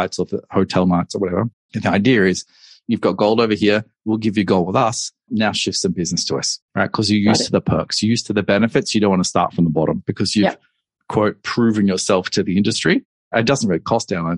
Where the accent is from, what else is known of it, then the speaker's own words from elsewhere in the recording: Australia; moved away as an adult; also born or lived in Hong Kong; I'm Australian and I decided I need to move overseas at that point. And so I relocated to Hong Kong.